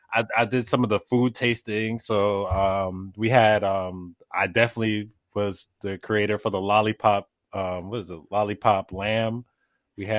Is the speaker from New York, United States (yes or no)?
yes; New York City, New York, United States; a city kid growing up in Brooklyn